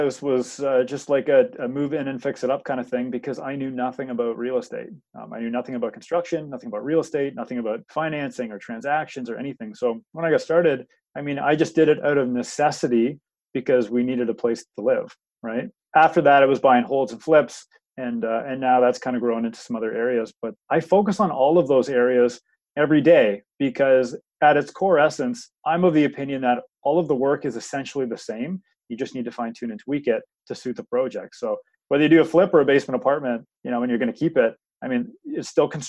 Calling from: Oshawa, Ontario, Canada; I am in Oshawa today.

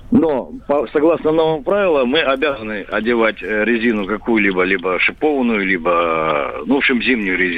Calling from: Krasnodar, Krasnodar Krai, Russia; я из Краснодара. А, по поводу э, зимней резины. Мы живем в Краснодаре, у нас здесь зимы практически не бывает.

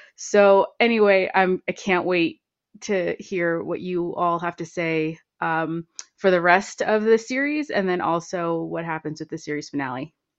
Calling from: Santa Fe, New Mexico, United States; I'm calling from Santa Fe, New Mexico.

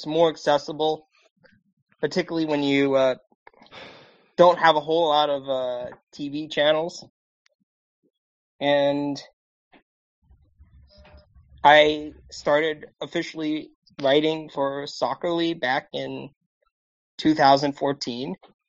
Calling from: Annapolis, Maryland, United States; I am calling in from Annapolis, Maryland, on the East Coast.

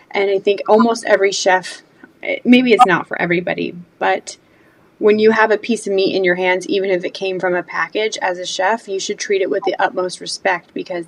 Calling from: Georgia, United States; I am in Georgia

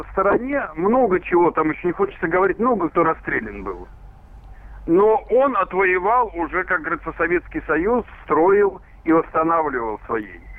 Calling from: Tver, Tver Oblast, Russia; Здравствуйте, ребята. Я из Твери.

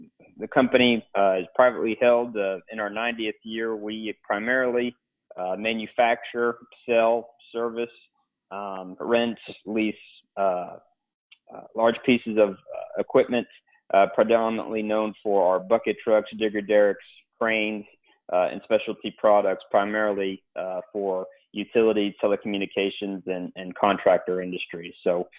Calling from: Houston, Texas, United States; I'm calling from Houston, Texas.

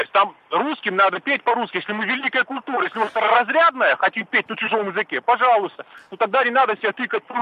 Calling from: Moscow, Russia; я из Москвы звоню

